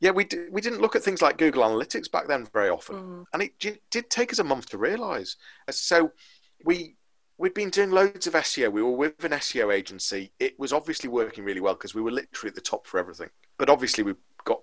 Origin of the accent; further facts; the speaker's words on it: Liverpool, North West England, United Kingdom; moved away as an adult; now in Leeds, United Kingdom; I'm from Liverpool originally. So now in Leeds. I moved here when I was 18